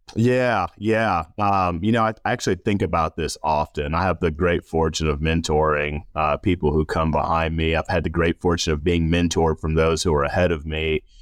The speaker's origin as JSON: {"language": "English", "town": "Rock Hill", "region": "South Carolina", "country": "United States", "tie": "born or raised there", "said": "I grew up in Rock Hill, South Carolina, known as the Thrill, sometimes Football City, U S"}